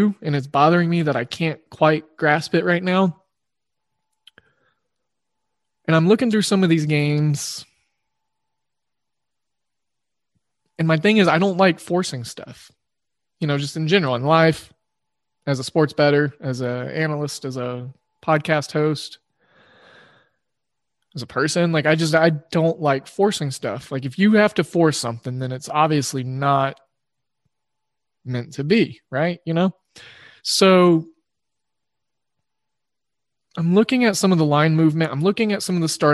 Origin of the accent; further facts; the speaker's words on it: Oklahoma, United States; I grew up in Oklahoma